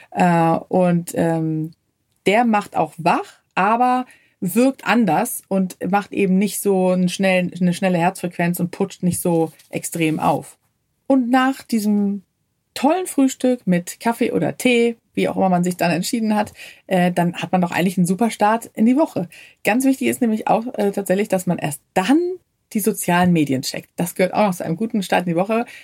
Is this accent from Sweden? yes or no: yes; Sweden; Ja, als Schwedin ist klar, da hat man den Kühlschrank voller Knäckebrot.